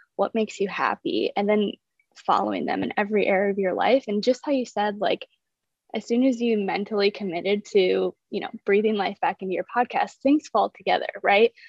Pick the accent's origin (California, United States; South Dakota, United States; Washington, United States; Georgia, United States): South Dakota, United States; moved away; I'm originally from South Dakota.